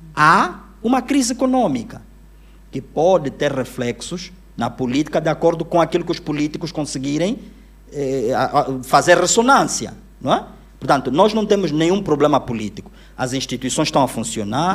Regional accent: Luanda, Luanda Province, Angola; also born or lived in Uíge; Eu cresci aqui em Luanda

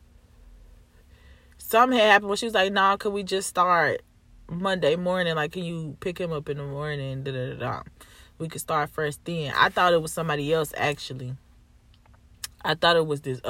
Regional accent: Chicago, Illinois, United States; I'm from Chicago.

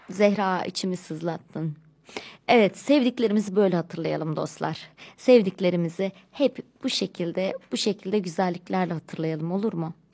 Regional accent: Turkey

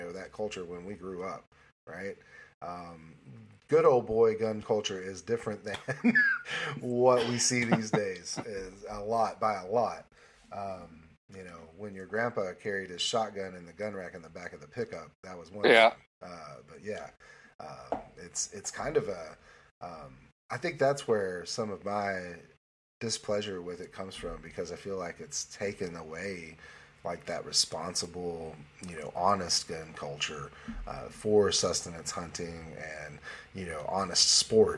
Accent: Morrilton, Arkansas, United States; moved away; also born or lived in Plumerville, Arkansas; My birth town, my home, my birthplace, Morrilton itself is small

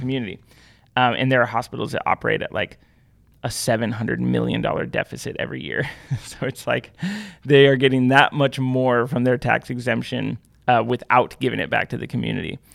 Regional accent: Pacific Northwest, United States; I grew up in the Pacific Northwest.

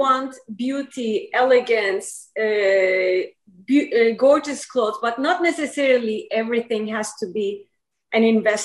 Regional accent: Izmir, Turkey; also born or lived in New York; now in United States; I grew up in Izmir, Turkey

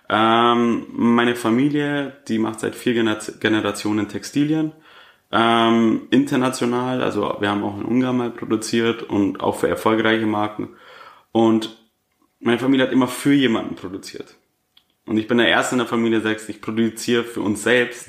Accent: Augsburg, Bavaria, Germany; 25 Jahre jung und komme aus Augsburg

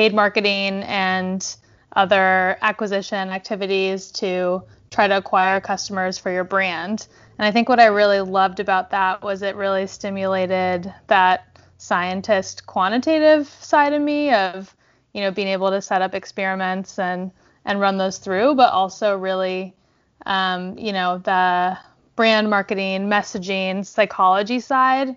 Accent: Bay Area, California, United States; I grew up in the Bay Area

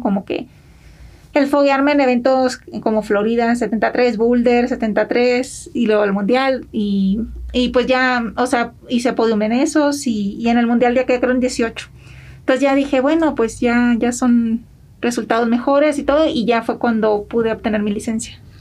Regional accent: Villa Benito Juárez, Sinaloa, Mexico; moved away as an adult; now in United States; Yo soy de Sinaloa y crecí en un pueblo este chiquito que se llama Villa Benito Juárez

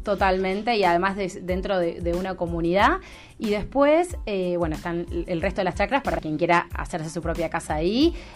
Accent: Buenos Aires, Argentina; moved away as an adult; now in Salta, Argentina; yo soy porteña, vivo en Salta hace dos años

